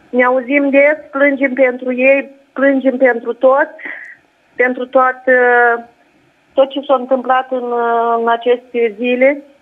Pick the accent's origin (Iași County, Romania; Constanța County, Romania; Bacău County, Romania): Iași County, Romania; Iași; Da, și eu mă bucur că am reușit să intru direct cu dumneavoastră, eu sunt chiar din Iași.